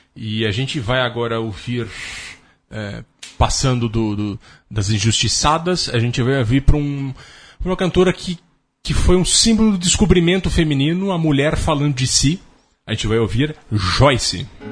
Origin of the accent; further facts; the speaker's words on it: Jundiaí, São Paulo, Brazil; Jundiaí é onde eu nasci